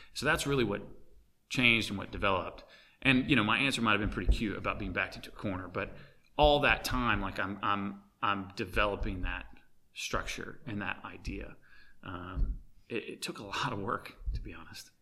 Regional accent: Arkansas, United States; growing up in Arkansas

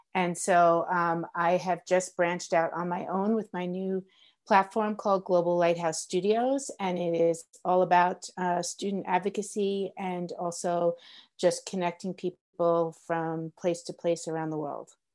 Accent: New York, United States; moved away as an adult; now in Colorado, United States; I grew up in New York, and so I worked in New York City

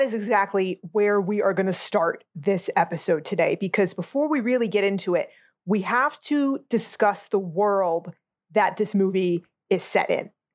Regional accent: United States; I'm an American

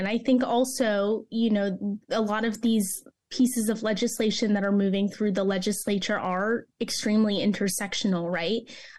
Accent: Orlando, Florida, United States; Yes, I'm from Orlando originally.

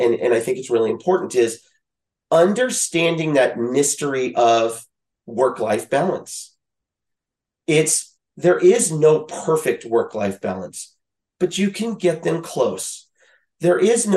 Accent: Louisiana, United States; also born or lived in Midwest; now in California, United States; I grew up in Louisiana

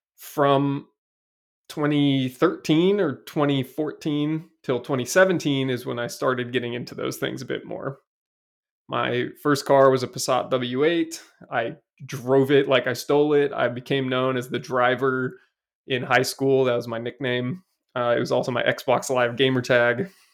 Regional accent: Seattle, Washington, United States; I grew up in Seattle, and I'm an only child

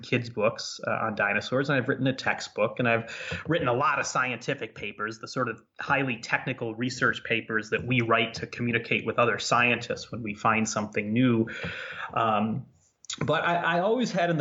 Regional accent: Ottawa, Illinois, United States; I worked for my hometown newspaper in Ottawa, Illinois

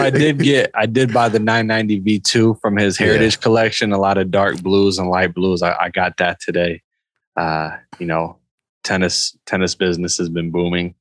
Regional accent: Indiana, United States; I'm from Indiana, man. I know about corn

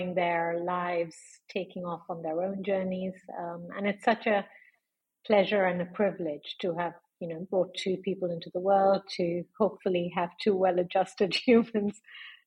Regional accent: Lucknow, Uttar Pradesh, India; accent: British; moved away as an adult; also born or lived in London, United Kingdom; now in Dubai, United Arab Emirates; I grew up in a small town in northern India called Lucknow.

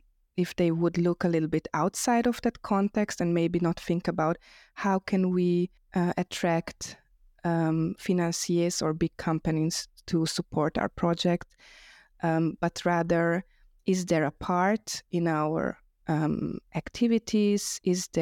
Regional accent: Vienna, Austria; also born or lived in Budapest, Hungary; I live in Vienna, but I was born in Budapest and moved here as a child.

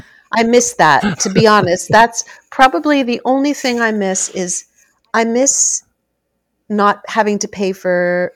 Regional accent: Canada; being a Canadian celebrity and being a celebrity at MuchMusic was... not very celebrity-ish.

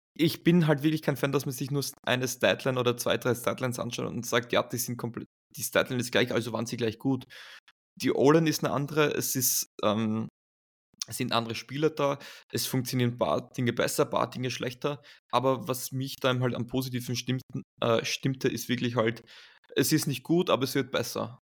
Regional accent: Graz, Styria, Austria; in meiner Heimatstadt Graz im Süden von Österreichs

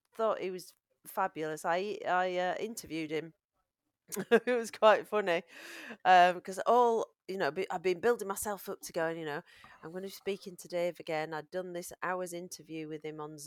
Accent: Yorkshire and the Humber, United Kingdom; accent: Yorkshire

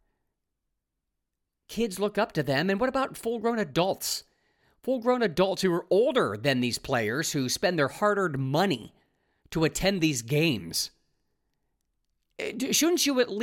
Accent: Ohio, United States; I'm from Ohio. I live 15 minutes from where he grew up

